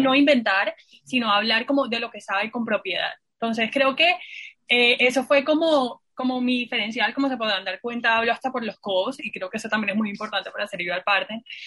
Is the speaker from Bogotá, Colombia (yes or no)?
no; Santa Marta, Magdalena, Colombia; moved away; yo soy de Santa Marta